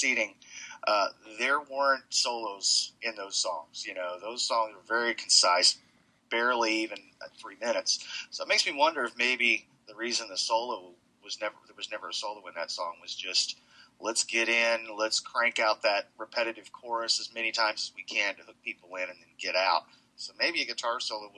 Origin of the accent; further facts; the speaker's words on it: Indiana, United States; moved away; being from Indiana, which is where I'm originally from, was close to Terre Haute, not very far. Terre Haute's only, I don't know, 35, 40 miles from my hometown